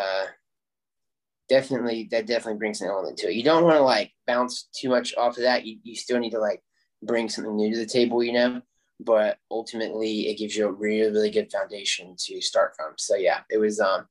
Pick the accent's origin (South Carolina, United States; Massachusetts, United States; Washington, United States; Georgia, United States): South Carolina, United States; I'm from South Carolina